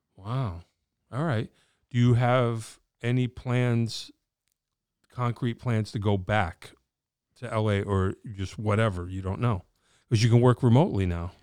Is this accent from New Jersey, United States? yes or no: no; Wallingford, Connecticut, United States; I'm a dude from Wallingford